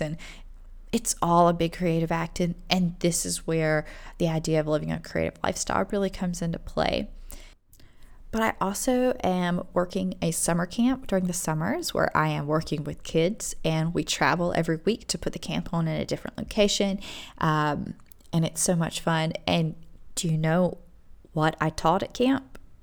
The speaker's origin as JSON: {"language": "English", "town": "Rock Hill", "region": "South Carolina", "country": "United States", "tie": "born or raised there", "said": "we had an amazing liberal arts university, uh, Winthrop University in our town also"}